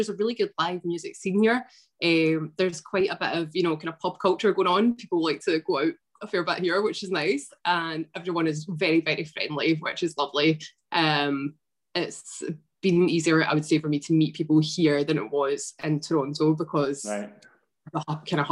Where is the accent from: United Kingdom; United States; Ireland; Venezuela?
United Kingdom; East Kilbride, Scotland; moved away as an adult; now in Canada; I grew up in East Kilbrides, just outside of Glasgow.